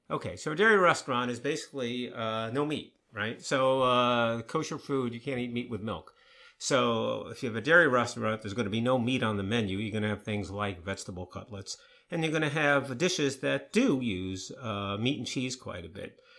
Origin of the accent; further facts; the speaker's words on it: New York, United States; I grew up in New York. I'm a, a Jewish person from New York